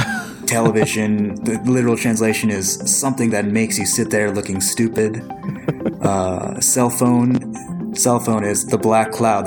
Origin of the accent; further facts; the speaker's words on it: Lower Sioux Indian Reservation, Minnesota, United States; also born or lived in Philippines; In my hometown is the Lower Sioux Indian Reservation.